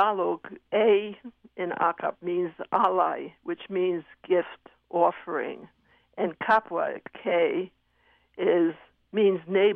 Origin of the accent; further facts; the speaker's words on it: New York City, New York, United States; I was brought up in Manhattan during the days when rents were low